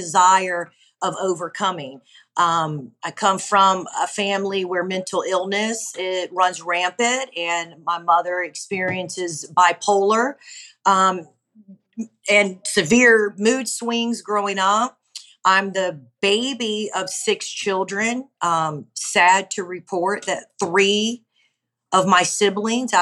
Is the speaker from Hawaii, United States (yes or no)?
yes; Honolulu, Hawaii, United States; moved away as an adult; now in Gulf Breeze, United States; I'm originally from Honolulu, Hawaii, but I've been now in Gulfbreeze, Florida for some 20 years